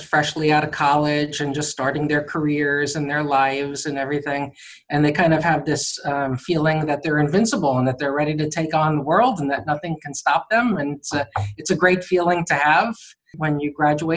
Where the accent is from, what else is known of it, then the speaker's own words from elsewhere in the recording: Rockland County, New York, United States; moved away as an adult; also born or lived in Pennsylvania / New Jersey; now in South Florida, United States; I grew up in New York State in Rockland County, and lived there until I went to college